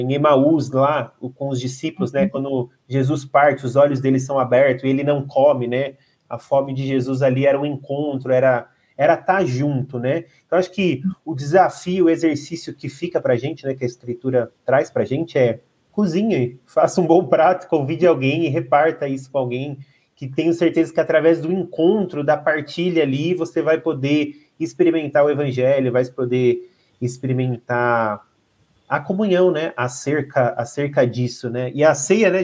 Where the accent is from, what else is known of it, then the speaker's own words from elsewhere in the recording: Brazil; No Brasil, a gente tem a ideia, a cultura de tomar café da manhã